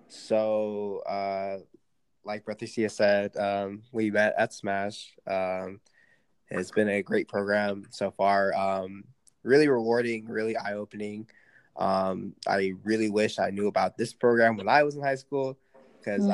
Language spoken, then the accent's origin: English; Sacramento, California, United States; I'm from Sacramento, California